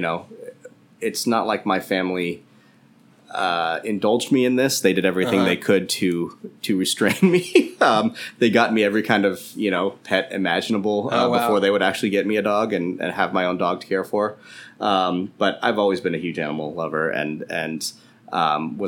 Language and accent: English; Bay Area, California, United States; moved away as an adult; I'm from the Bay Area